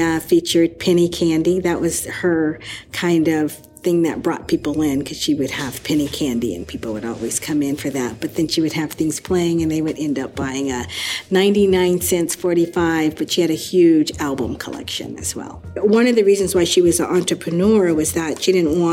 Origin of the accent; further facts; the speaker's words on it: Seattle, Washington, United States; I was born in Seattle, Washington.